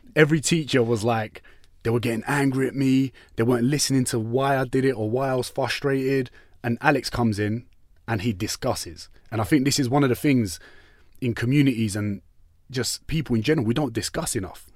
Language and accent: English; London, United Kingdom; we're from East London, where I went to school